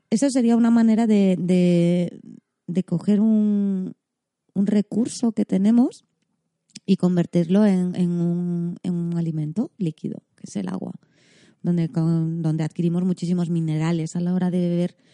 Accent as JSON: {"language": "Spanish", "region": "Catalonia", "country": "Spain", "said": "Eh, yo, como soy muy catalana yo."}